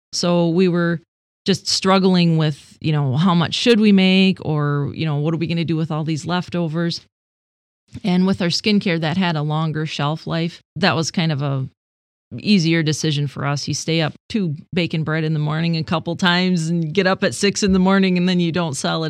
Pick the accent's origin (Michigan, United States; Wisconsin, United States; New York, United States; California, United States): Michigan, United States; Sebring; I grew up in Sebring, like a half a mile away from where I currently live. My family has been there for generations.